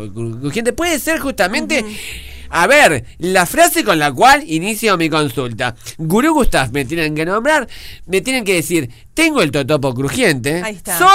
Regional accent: Uruguay; Porque yo soy uruguayo.

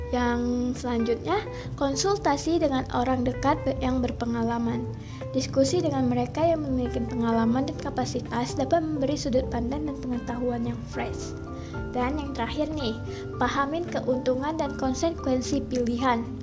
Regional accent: North Sumatra, Indonesia; Aku berasal dari Sumatera Utara.

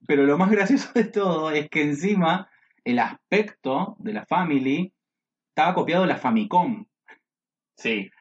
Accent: Buenos Aires, Argentina; yo realmente soy un porteño bastante trucho, porque mi, familia en particular no son de acá, eso quizás no lo sabías, mi viejo es correntino, mi mamá es entrerriana

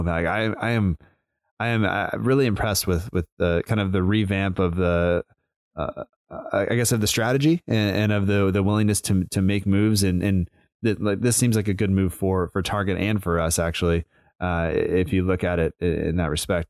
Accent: United States; I'm American

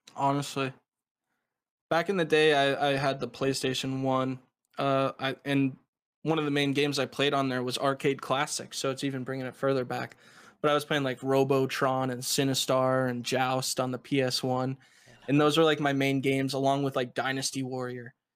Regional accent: United States; I'm from the United States

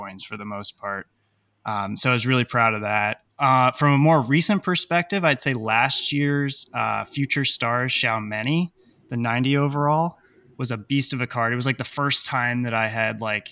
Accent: New York City, New York, United States; I am from New York City. I live in Manhattan with my beautiful fiance

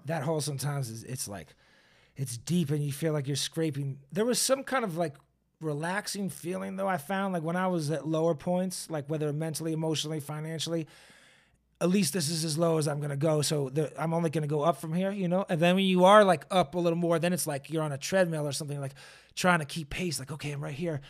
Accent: Boston, Massachusetts, United States; now in Los Angeles, United States; I'm a transplant from Boston

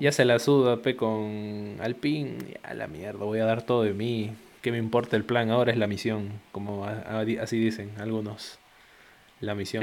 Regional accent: Peru; yo soy peruano

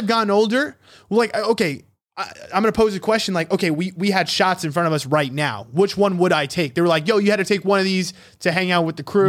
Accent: New York, United States; growing up in New York.

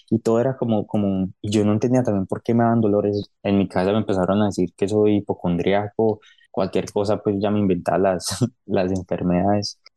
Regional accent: Medellín, Antioquia, Colombia; also born or lived in Cali / Pereira / Miami; yo soy nacido en Cali, yo viví en Cali, Pereira, en Medellín, tiempo en Miami

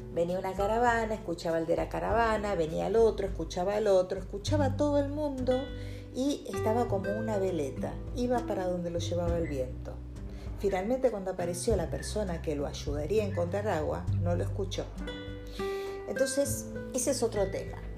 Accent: Argentina; Los argentinos estamos

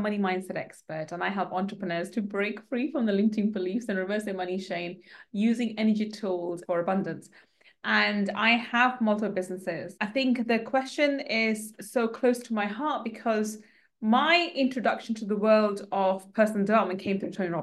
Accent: London, United Kingdom; I grew up in East London, council estate in East London.

